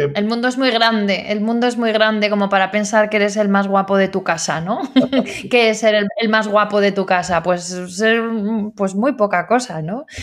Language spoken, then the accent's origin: Spanish; La Rioja, Spain; yo soy de Rioja